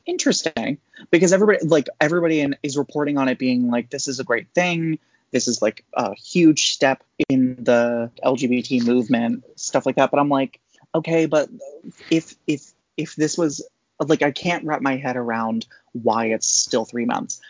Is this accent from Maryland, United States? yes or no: yes; Maryland, United States; I'm a Pisces and I'm from Maryland.